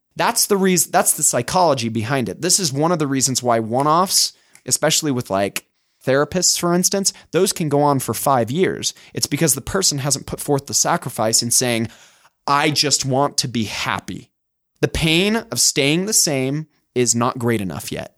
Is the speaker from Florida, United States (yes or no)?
no; Utah, United States; accent: Utah; my Utah accent